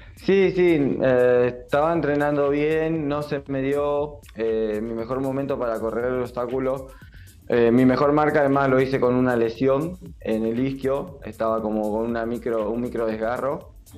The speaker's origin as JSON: {"language": "Spanish", "town": "Avellaneda", "region": "Buenos Aires Province", "country": "Argentina", "said": "yo soy de, Avellaneda"}